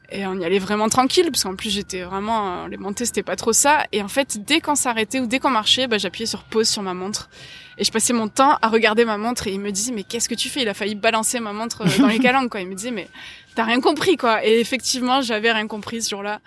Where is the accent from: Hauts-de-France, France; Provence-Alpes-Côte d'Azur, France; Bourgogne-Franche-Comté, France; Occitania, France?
Provence-Alpes-Côte d'Azur, France; Marseille; j'ai grandi à Marseille, enfin j'ai grandi juste à côté de Marseille jusqu'à mes 8 ans et ensuite en, centre-ville